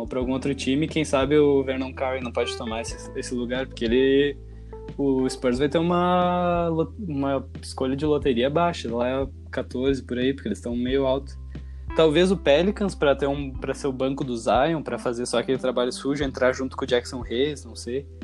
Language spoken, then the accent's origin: Portuguese; Brazil; a gente é brasileiro